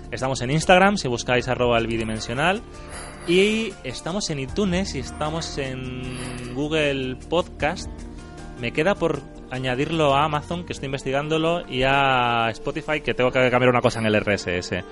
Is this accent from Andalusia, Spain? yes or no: yes; Andalusia, Spain; accent: Andalusian; Si están mis amigos de Jerez, tengo acento andaluz y si no, tengo acento neutro.